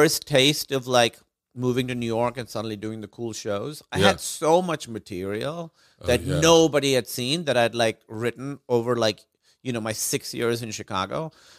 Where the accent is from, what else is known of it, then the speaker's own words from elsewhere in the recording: Karachi, Sindh, Pakistan; moved away; also born or lived in Los Angeles; I grew up in Karachi, Pakistan.